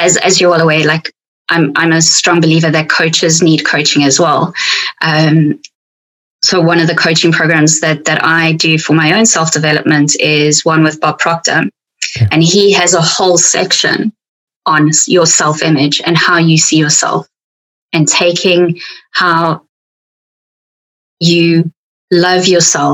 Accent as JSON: {"language": "English", "country": "South Africa", "accent": "South African", "said": "my South African accent"}